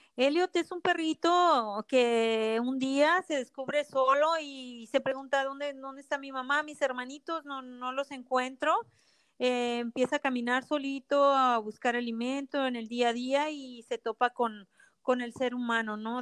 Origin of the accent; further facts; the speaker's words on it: Ensenada, Baja California, Mexico; now in United States; Yo soy de Ensenada, eh, Baja California de México